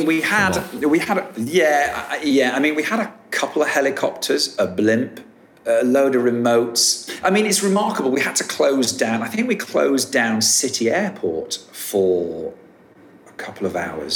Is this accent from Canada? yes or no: no; United Kingdom; I'm a Brit.